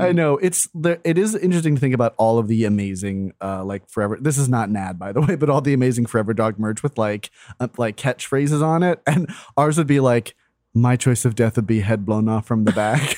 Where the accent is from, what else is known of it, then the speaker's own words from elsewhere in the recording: Florida, United States; moved away; my hometown